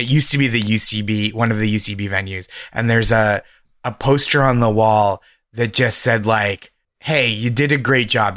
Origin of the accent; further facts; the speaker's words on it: Boston, Massachusetts, United States; I'm from Boston. I started stand-up in Boston. I'm from the Boston area